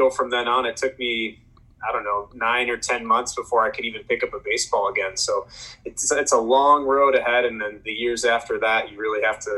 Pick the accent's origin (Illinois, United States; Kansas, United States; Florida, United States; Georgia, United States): Illinois, United States; Chicago; I'm from Chicago. So growing up, everything Cubs was all it was for me